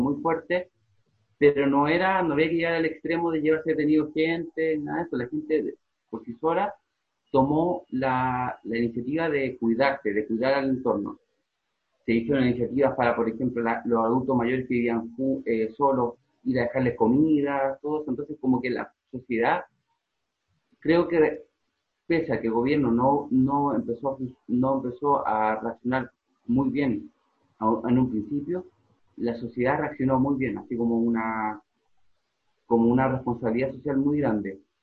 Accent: Chile; moved away as an adult; now in Madrid, Spain; yo vengo de Chile

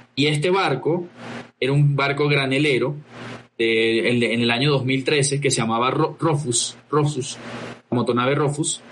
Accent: Venezuela; moved away as an adult; also born or lived in Lima, Peru; now in Colombia; Cristian y yo salimos de Venezuela, eh, cierto, hace ya un par de años, a, unos cuantos años

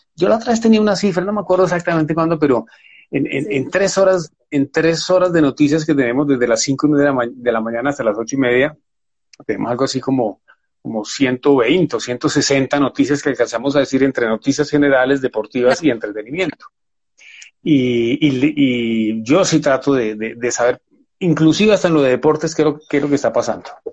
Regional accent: Buga, Valle del Cauca, Colombia; now in Bogotá, Colombia; nací en Buga, en el Valle del Cauca, vivo en Bogotá desde mucho tiempo

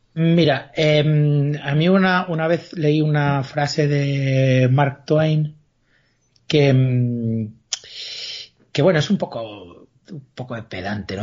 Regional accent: Galicia, Spain; como buen gallego

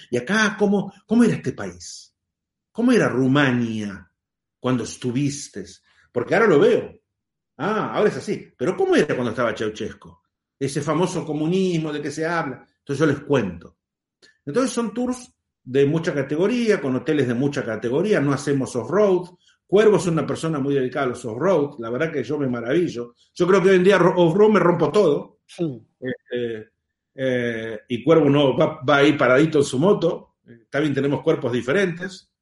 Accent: Argentina; En realidad soy argentino

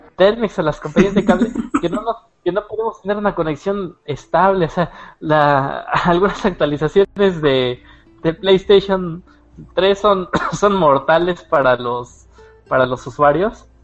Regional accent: Mexico; lo hablamos aquí nosotros como mexicanos

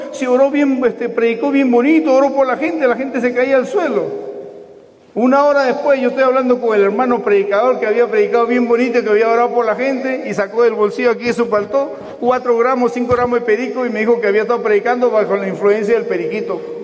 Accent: Peru; mi país, de Perú

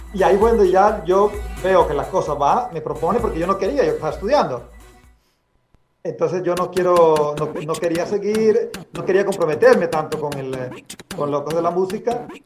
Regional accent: Corozal, Sucre, Colombia; now in Belgium; yo nací en Colombia, en un pueblo muy pequeño, aislado que se llama Corozal. La ciudad más grande cerca de, Corozal es Cartagena, en el Caribe colombiano.

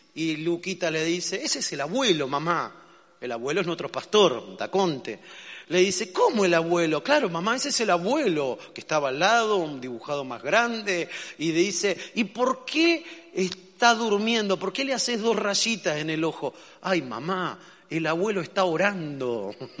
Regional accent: Argentina; los argentinos, que cuando nos gusta algo no decimos que está bueno o que está muy bueno, decimos que estamos re bueno

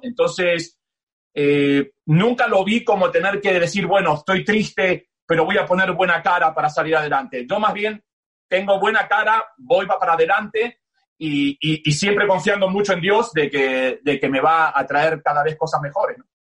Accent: Buenos Aires, Argentina; moved away as an adult; also born or lived in New York, United States / Miami, United States; soy de Buenos Aires, del barrio entre Belgrano y Palermo, nací a 15 cuadras de la cancha del más grande, a, a, 15 cuadras de la cancha de River, eh, me crié en Buenos Aires

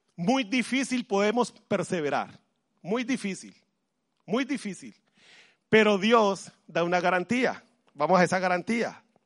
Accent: Colombia; now in Madrid, Spain; Yo soy de Colombia

